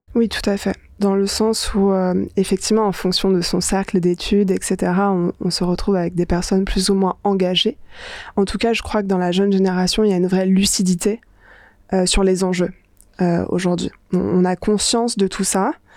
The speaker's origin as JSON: {"language": "French", "town": "Paris", "region": "Île-de-France", "country": "France", "tie": "born or raised there", "said": "j'ai grandi à Paris"}